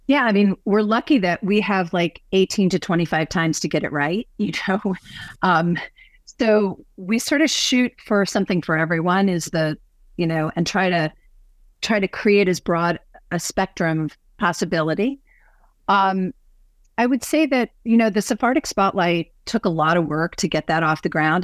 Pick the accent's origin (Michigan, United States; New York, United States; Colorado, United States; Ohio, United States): New York, United States; now in Seattle, United States; growing up in New York